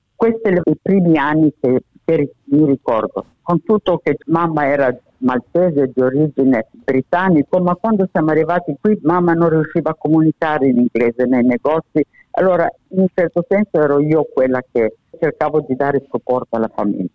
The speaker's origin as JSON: {"language": "Italian", "town": "Alexandria", "region": "Alexandria Governorate", "country": "Egypt", "tie": "born or raised there", "also_born_or_lived": "Italy", "first_language": "Italian", "moved": "yes", "lives_now": "Australia", "said": "Io vengo da Alessandria"}